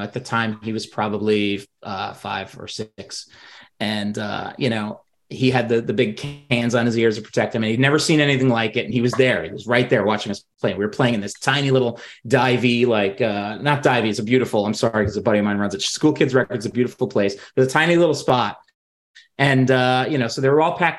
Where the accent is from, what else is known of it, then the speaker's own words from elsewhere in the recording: New York, United States; growing up in New York, we had access to Seton Hall's pirate radio